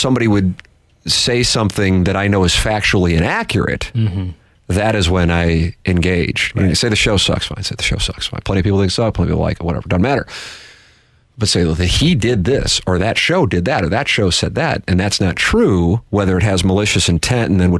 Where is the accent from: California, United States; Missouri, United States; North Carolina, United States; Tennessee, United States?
Missouri, United States; St. Louis; I said I was from St. Louis